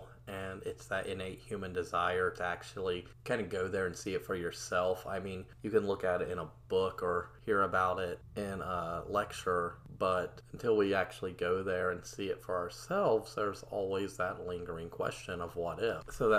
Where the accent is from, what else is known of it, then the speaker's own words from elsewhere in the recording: Ohio, United States; And actually, in my home state, in the city of Hamilton, Ohio, there's even a monument to him and his ideas.